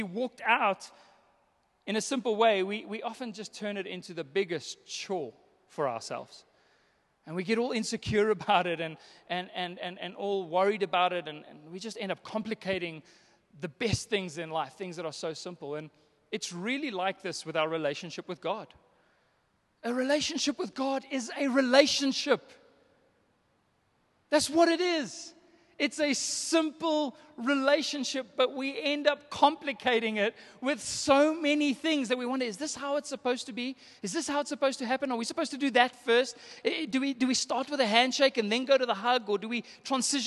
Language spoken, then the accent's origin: English; South Africa; I'm South African.